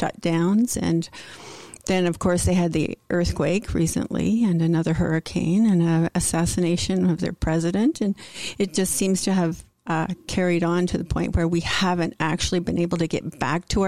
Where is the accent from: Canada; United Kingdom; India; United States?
Canada; Peterborough, Ontario; first language English; I grew up in Peterborough, yeah. Ontario, and all huge family. And we all lived here in Peterborough.